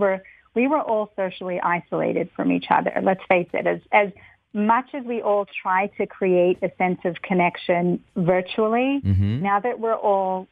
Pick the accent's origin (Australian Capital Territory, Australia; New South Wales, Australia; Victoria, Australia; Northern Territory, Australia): Victoria, Australia; Melbourne; now in New York, United States; I grew up in Melbourne, Australia, very far from here, from New York.